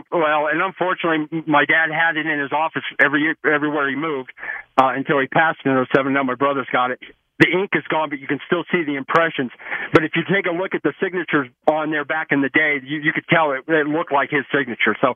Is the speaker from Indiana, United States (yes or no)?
yes; Indiana, United States; So my story is I was actually born and raised in Indiana. My dad actually started out in the radio business. Uh, he actually broadcasted for a little uh, closet radio station in Crawfordsville, Indiana, and we were big IU fans.